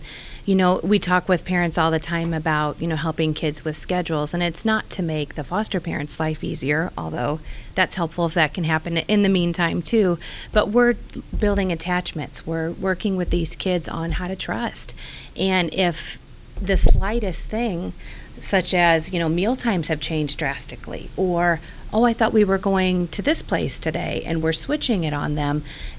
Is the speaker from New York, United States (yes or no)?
no; St. Louis, Missouri, United States; I am from St. Louis.